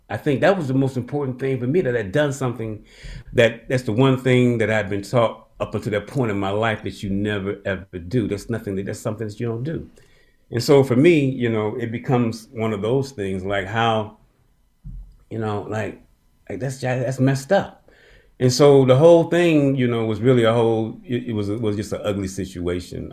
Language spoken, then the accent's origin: English; Birmingham, Alabama, United States; I was born in Birmingham